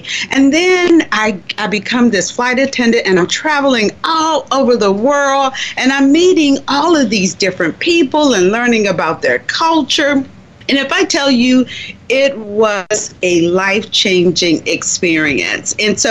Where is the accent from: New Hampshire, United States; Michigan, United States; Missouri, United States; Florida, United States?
Florida, United States; Miami; born or raised there